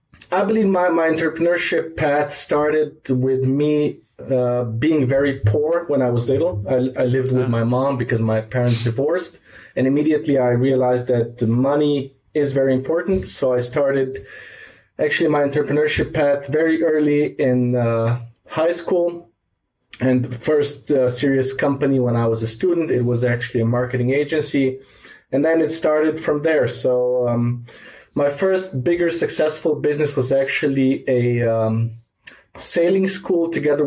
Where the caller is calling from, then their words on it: Ljubljana, Slovenia; I'm calling from Ljubljana, Slovenia, and it's very hot here.